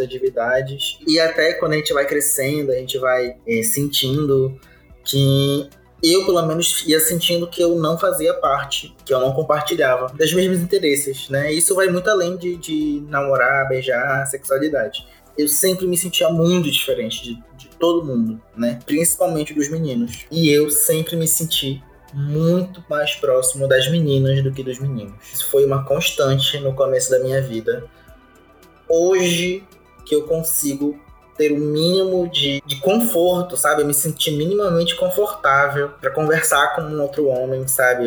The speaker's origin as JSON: {"language": "Portuguese", "town": "Belém", "region": "Pará", "country": "Brazil", "said": "eu sou de Belém do Pará"}